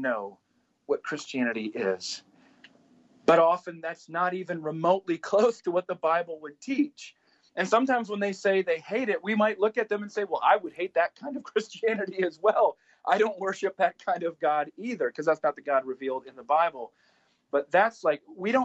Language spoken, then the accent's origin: English; South Dakota, United States; the people that I grew up with in South Dakota